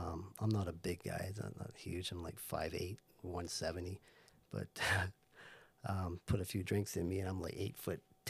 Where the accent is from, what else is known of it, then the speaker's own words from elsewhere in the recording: Barbados; moved away; When I grew up in Barbados, I went to all boys Catholic school called St. Cyprian's